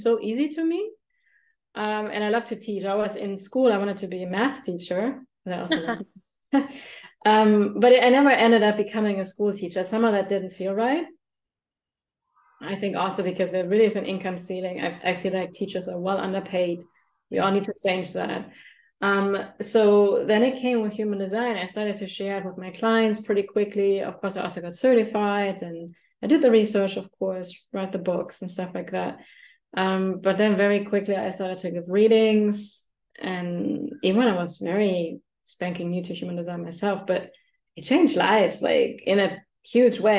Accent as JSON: {"language": "English", "country": "Germany", "tie": "born or raised there", "said": "I grew up in Germany."}